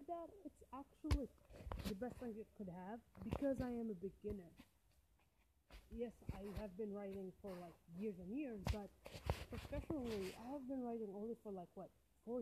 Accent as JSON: {"language": "English", "country": "Algeria", "tie": "born or raised there", "second_language": "English", "said": "I was born in Algeria, in a shithole of Algeria"}